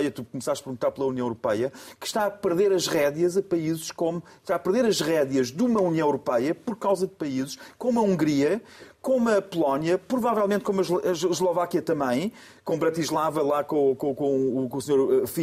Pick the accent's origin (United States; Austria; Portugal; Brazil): Austria; Eu, por sua vez, não, eu, por sua vez, sou austríaco de origem austríaca, mas tem um nome polaco.